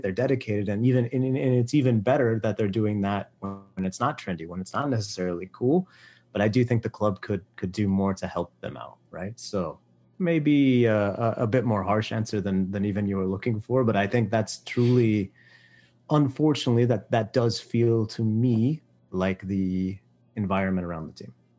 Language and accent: English; Fort Worth, Texas, United States; I'm from Fort Worth, but, like, went to Keller schools.